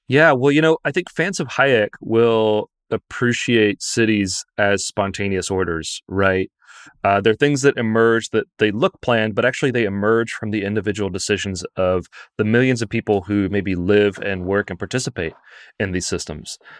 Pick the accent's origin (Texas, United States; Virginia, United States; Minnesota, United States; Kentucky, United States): Kentucky, United States; Lexington; moved away; I'm from Lexington